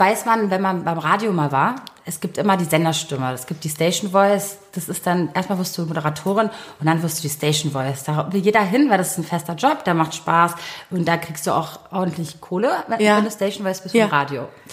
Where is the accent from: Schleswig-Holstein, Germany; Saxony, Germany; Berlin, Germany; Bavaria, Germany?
Berlin, Germany; ich bin gebürtige Berlinerin